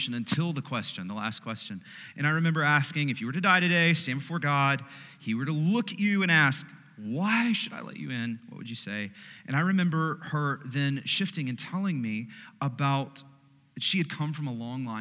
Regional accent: United States

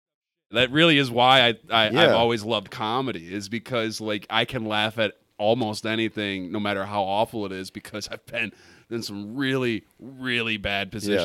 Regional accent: Port Huron, Michigan, United States; also born or lived in Grosse Pointe, Michigan / Detroit area, Michigan / Marysville, Michigan; I was born down in Grosse Pointe and, like, okay, in the Detroit area until I was, like, 7 or 8. And then we're in the Marysville area and Port Huron area for most of my life.

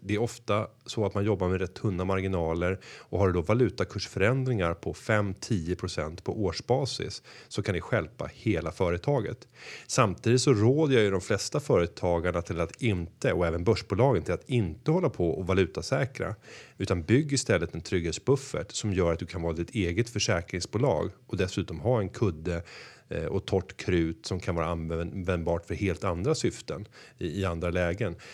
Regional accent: Sweden; som svenskar

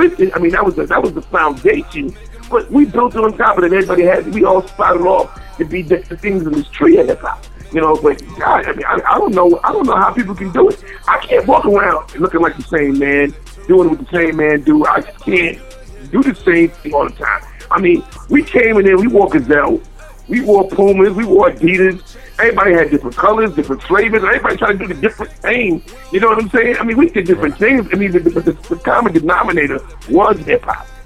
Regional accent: New York City, New York, United States; I was born in the Bronx. I'm a Bronx, yeah. I'm a Bronx kid

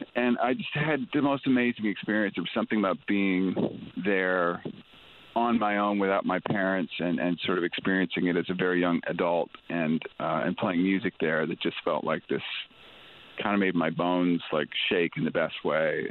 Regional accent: Ontario, Canada; I was born and raised in Ontario

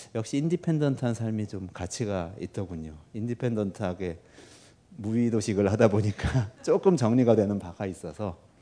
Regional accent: Seoul, South Korea; also born or lived in United States; 제가 지금 살고 있는 데가 제가 태어난 곳이거든요 동작구인데요 서울 동작구

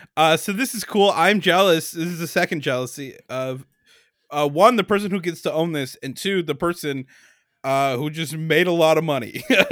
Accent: United States; I'm American.

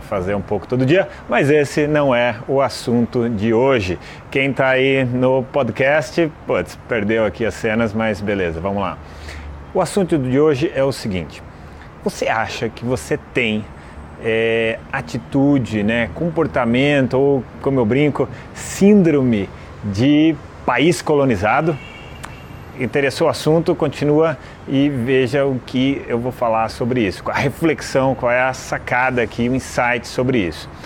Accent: Brazil; Aqui no Brasil nós também estamos na América, então nós também somos americanos

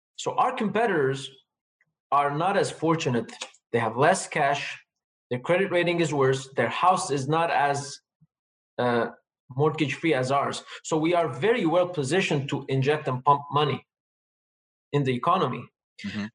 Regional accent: Lebanon; first language Armenian; English is a second language; now in Quebec, Canada; I was born in lebanon to an armenian family so basically the first language i was taught was armenian

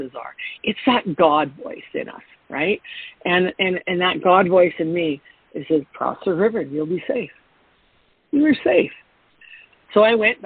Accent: Canada; I'm a Canadian in Mexico in the wintertime

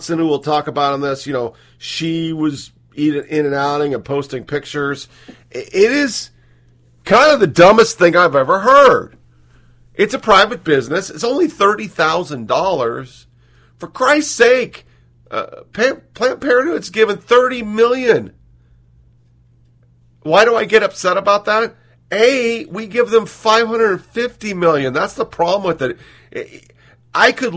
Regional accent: Oregon, United States; moved away; I didn't have a whole lot growing up because I was a Burgerville USA guy. I was from Oregon.

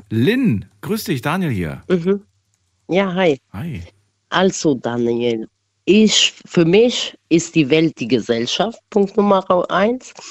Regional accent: Kosovo; now in Germany; also ich bin ursprünglich aus dem Albanien, aus dem Kosovo, ne? Und dort hilft halt jeder jeden.

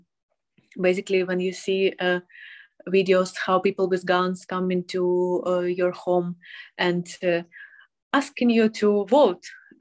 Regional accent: Donetsk, Donetsk Oblast, Ukraine; English is a second language; moved away as an adult; I'm from Ukraine, specifically from Donetsk

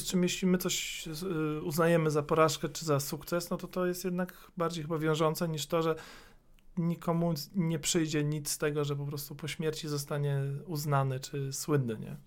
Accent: Warsaw, Masovian Voivodeship, Poland; born or raised there; also born or lived in Środa Wielkopolska / Słupia Wielka

